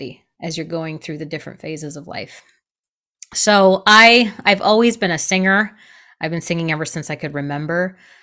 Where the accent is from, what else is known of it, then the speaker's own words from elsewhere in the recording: Michigan, United States; moved away; also born or lived in New York City; I grew up in Michigan. I am a Midwest girl at heart